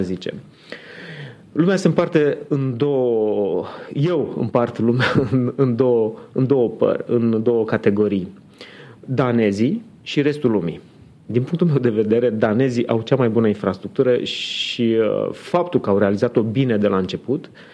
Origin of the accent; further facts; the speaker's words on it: Constanța, Constanța County, Romania; now in Bucharest, Romania; sunt născut în Constanța, acum pot să spun că sunt bucureștean